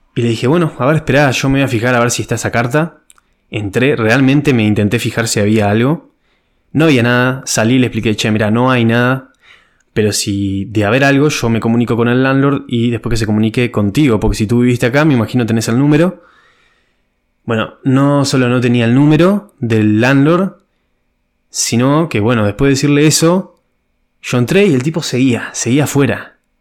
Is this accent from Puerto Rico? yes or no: no; Uruguay; moved away as an adult; now in Ireland; en mi país Uruguay